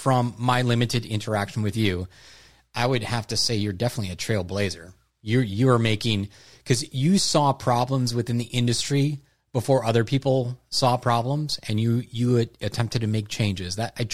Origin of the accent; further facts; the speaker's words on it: Wisconsin, United States; I grew up in Wisconsin